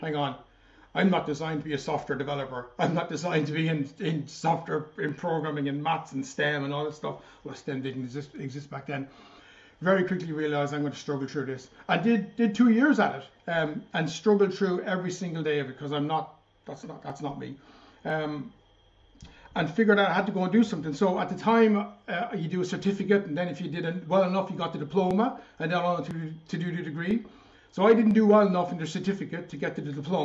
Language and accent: English; Rosslare, Leinster, Ireland; moved away; also born or lived in Enniscorthy / Carlow; I was born in Wexford, born in Rosslare.